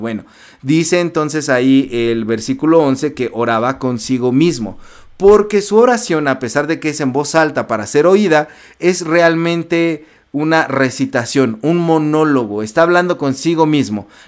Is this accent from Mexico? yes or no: yes; Mexico; en México, nosotros estamos peleados con, con la Iglesia Católica